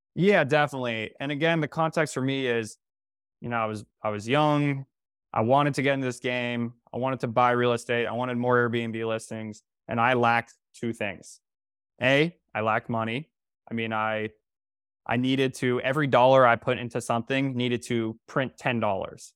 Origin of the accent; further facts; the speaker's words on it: North Carolina, United States; moved away as an adult; now in New York City, United States; I'm from North Carolina